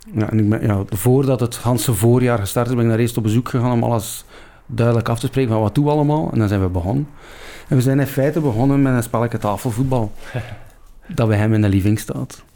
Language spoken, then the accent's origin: Dutch; Ostend, Flanders, Belgium; also born or lived in Hoboken; Ik ben een, in feite een West-Vlaming. Ik ben in Oostende geboren.